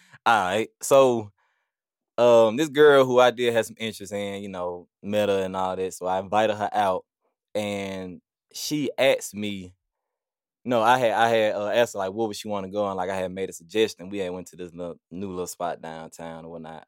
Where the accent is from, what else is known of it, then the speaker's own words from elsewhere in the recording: Birmingham, Alabama, United States; growing up on this side of town, like, from Nisley to Forestdale